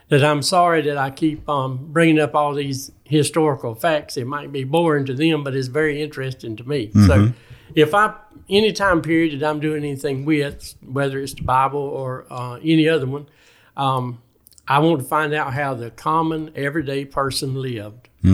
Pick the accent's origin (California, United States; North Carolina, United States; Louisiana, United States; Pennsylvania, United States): North Carolina, United States; born or raised there; accent: North Carolina country boy; also born or lived in Wilmington